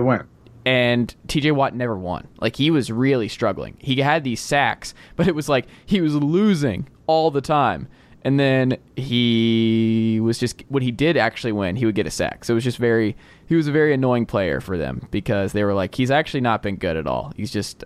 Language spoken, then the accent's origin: English; the South, United States; accent: southern; my southern accent